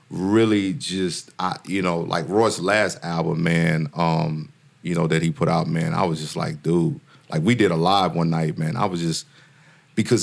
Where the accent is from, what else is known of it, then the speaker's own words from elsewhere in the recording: Mississippi, United States; I'm from Mississippi